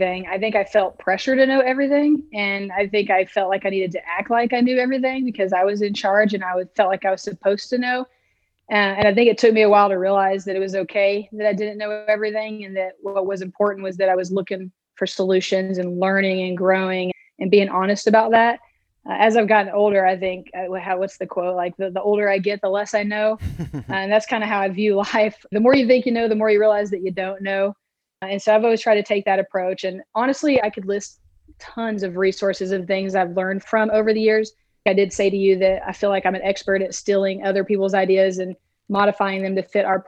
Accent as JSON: {"language": "English", "town": "Lubbock", "region": "Texas", "country": "United States", "tie": "born or raised there", "said": "I grew up in Lubbock, Texas"}